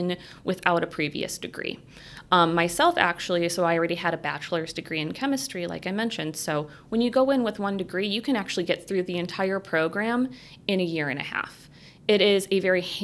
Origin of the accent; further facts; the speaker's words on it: St. Joseph, Michigan, United States; also born or lived in Milwaukee, Wisconsin; I grew up in South St. Joe, so just outside of St. Joe, and actually a farm that my parents had